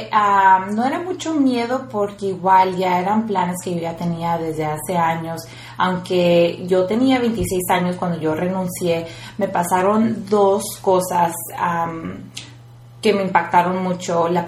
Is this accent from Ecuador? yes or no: no; Mexico; moved away; yo vengo del rancho